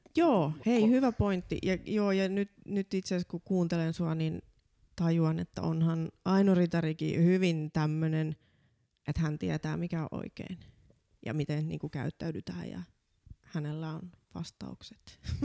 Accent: Laihia, Ostrobothnia, Finland; Mä oon vahvasti maalta, kotoisin Pohjanmaalta

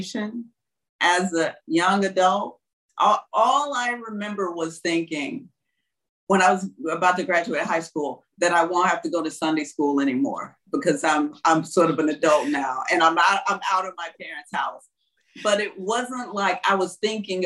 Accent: Houston, Mississippi, United States; moved away as an adult; also born or lived in Tupelo, Mississippi / New York City; now in Bangkok, Thailand; from Houston, Mississippi, from my hometown, my tiny hometown

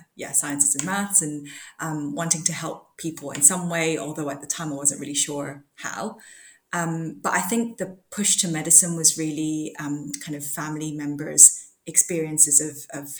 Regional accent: Hong Kong; moved away as an adult; now in London, United Kingdom; I grew up in Hong Kong, and I came to the UK to do my undergraduate medical degree, and I've just been here since

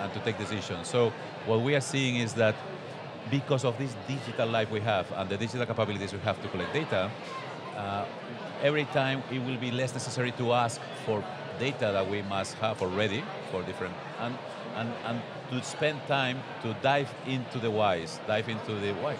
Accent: Barcelona, Catalonia, Spain; I am a guy from Barcelona here in Utrecht

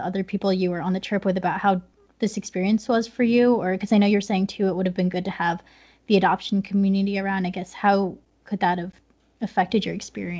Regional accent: United States; accent: American; And I speak Spanish with a very American accent. And so, like, I promise you I'm from the United States

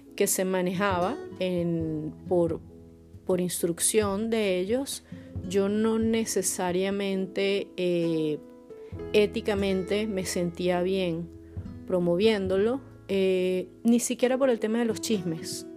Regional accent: Caracas, Capital District, Venezuela; moved away as an adult; now in Poland; soy caraqueña, pero vivo en Polonia desde hace poco más de dos años

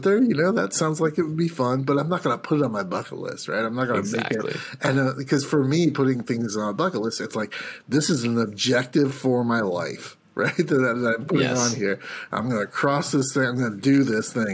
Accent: United States; as an American

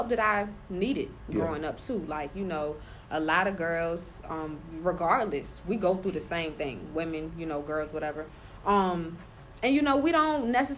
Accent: Richmond, Virginia, United States; I'm from Richmond

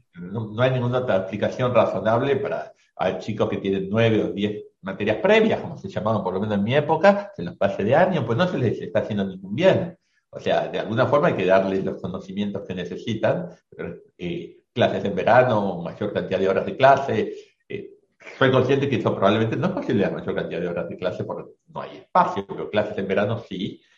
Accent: Buenos Aires, Argentina; also born or lived in Catamarca; soy un porteño que conoce la, Argentina

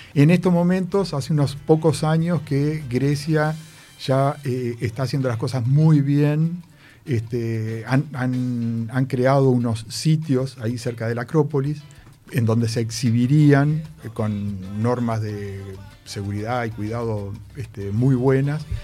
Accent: Uruguay; como uruguayo

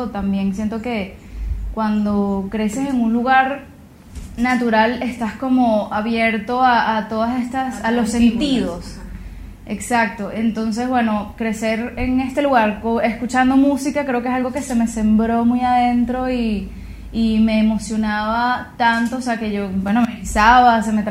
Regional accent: El Paují, Bolívar, Venezuela; soy compositora, soy cantante venezolana y como, como decías tú, tuve la oportunidad de crecer en el Paujín, en la Gran Sabana

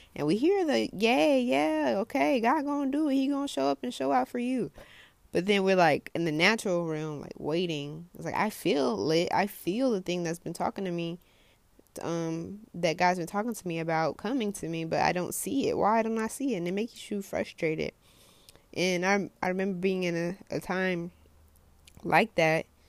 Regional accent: United States; I'm American

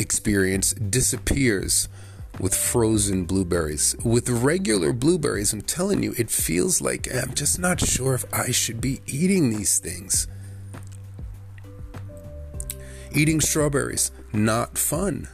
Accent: Jamaica; as a Jamaican

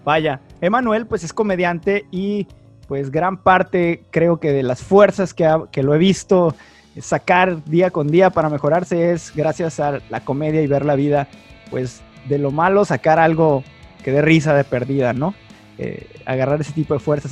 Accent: Tijuana, Baja California, Mexico; ambos somos de Tijuana

